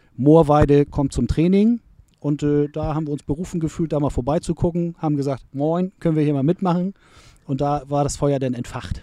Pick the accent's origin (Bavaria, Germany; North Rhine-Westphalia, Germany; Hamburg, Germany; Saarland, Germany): Hamburg, Germany; Ich bin in Bildstedt aufgewachsen